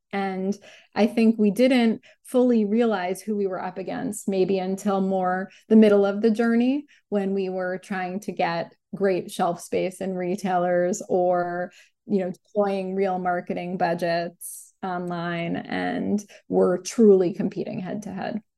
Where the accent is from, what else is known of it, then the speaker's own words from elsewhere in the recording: New York City, New York, United States; I grew up in New York City and specifically on the Upper West Side of Manhattan with my parents and my younger sister